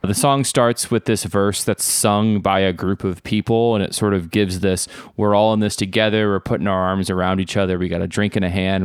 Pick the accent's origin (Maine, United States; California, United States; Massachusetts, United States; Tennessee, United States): Tennessee, United States; Nashville; also born or lived in Buffalo, New York; Nashville, Tennessee, where I grew up and currently reside